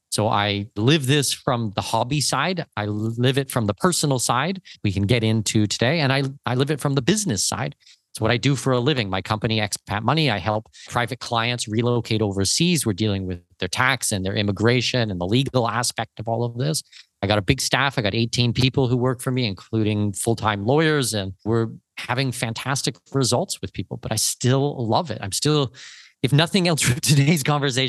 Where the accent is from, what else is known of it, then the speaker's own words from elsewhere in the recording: southwestern Ontario, Canada; moved away as an adult; now in Panama; So born and raised southwestern Ontario, I'm Canadian.